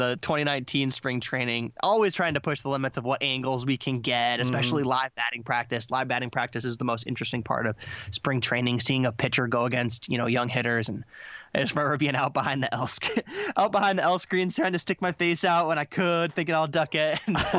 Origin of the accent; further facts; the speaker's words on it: La Crosse, Wisconsin, United States; I'm from La Crosse.